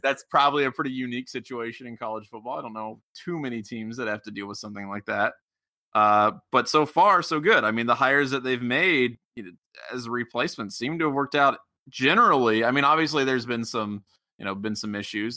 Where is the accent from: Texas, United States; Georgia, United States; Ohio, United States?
Ohio, United States; Cincinnati; I'm from the Cincinnati area